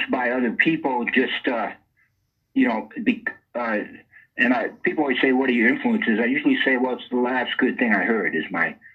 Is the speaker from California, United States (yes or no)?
no; Rhode Island, United States; Well, Rhode Island is it's the you know it's the smallest state, and it's called the Ocean State too because uh, it's only 50 miles across